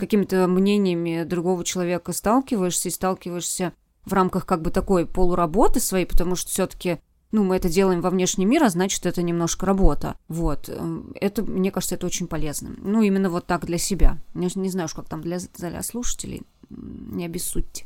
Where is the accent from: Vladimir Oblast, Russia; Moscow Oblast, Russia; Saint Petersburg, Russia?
Vladimir Oblast, Russia; Vladimir; moved away; на моей малой родине в э, городе Владимире